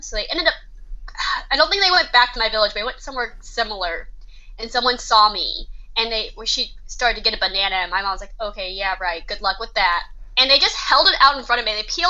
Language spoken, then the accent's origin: English; Texas, United States; also born or lived in Nanning, China; I am adopted from Nanning, China. I was adopted when I was 8 months old into a Caucasian family. And I grew up in Texas, which surprises some people because I don't have the Texan accent and I don't talk slow.